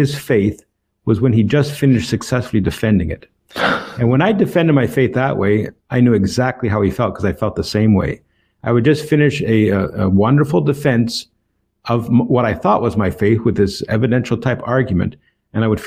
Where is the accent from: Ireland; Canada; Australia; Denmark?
Canada; Toronto, Ontario; moved away as an adult; now in Port Arthur, United States; I'm born and raised in Toronto, Ontario, Canada.